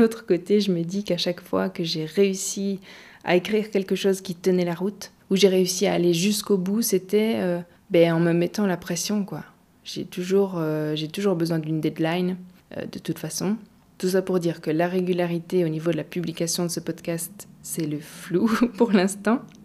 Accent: Gaume, Wallonia, Belgium; Je viens de Gaume, une région pleine de forêts et de champs dans le sud de la Belgique

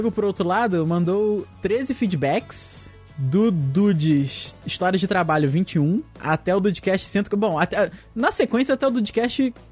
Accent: Vitória, Espírito Santo, Brazil; sou de Vitória Espírito Santo, tenho 24 anos.

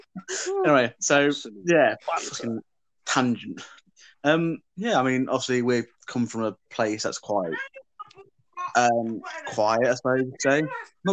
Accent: Lincolnshire, East Midlands, United Kingdom; In Lincolnshire, we're from Lincolnshire

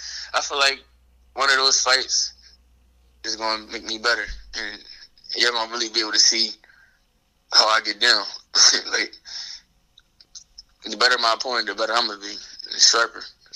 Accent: Philadelphia, Pennsylvania, United States; would have been crazy. It would have been in Philly. That would have been crazy.

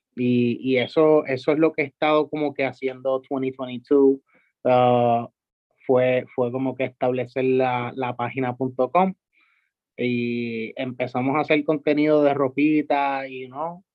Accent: San Juan, Puerto Rico; yo soy de Santurce toda la vida también, so, criándome por ahí

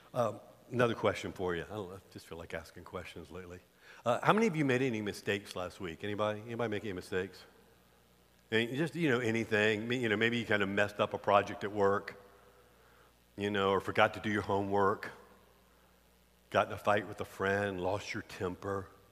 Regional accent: the South, United States; we grew up in the South

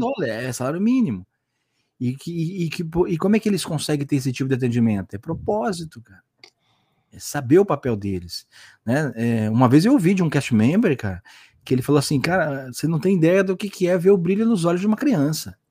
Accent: Santos, São Paulo, Brazil; aqui em Santos, né? Como eu falei, eu sou de Santos

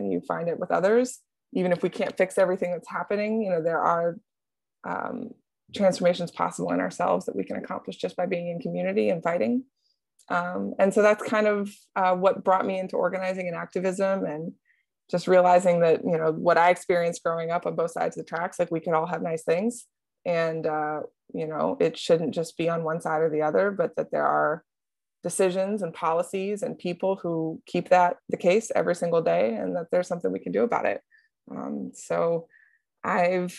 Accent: Columbus, Ohio, United States; I grew up in Columbus. I grew up on the east side of Columbus, an interesting part of town, over on East Fifth

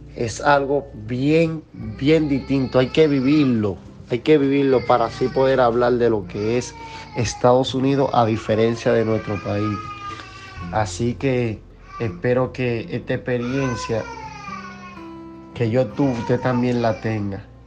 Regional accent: Dominican Republic; moved away as an adult; now in United States; la comida dominicana, donde yo nací, donde yo crecí, donde yo disfruté la gran parte de mi juventud

